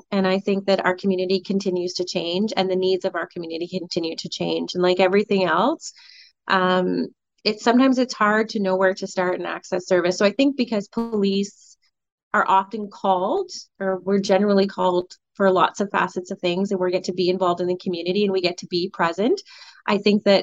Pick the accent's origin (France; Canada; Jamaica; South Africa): Canada; Colborne, Ontario; i grew up in a you know i grew up in Colborne it's no secret you know so i didn't have a lot of those experiences